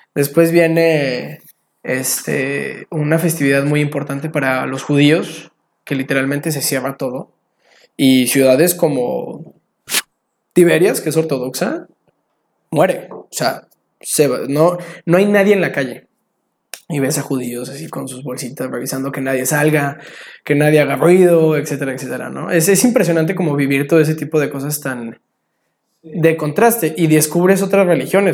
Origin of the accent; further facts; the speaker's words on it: Mexico; soy mexicano